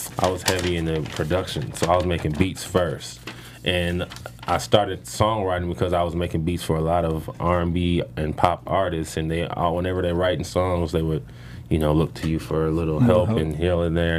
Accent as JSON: {"language": "English", "town": "Inglewood", "region": "California", "country": "United States", "said": "I'm from Inglewood, California"}